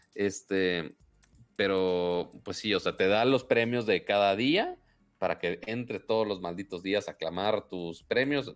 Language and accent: Spanish; Monterrey, Nuevo León, Mexico; soy de Monterrey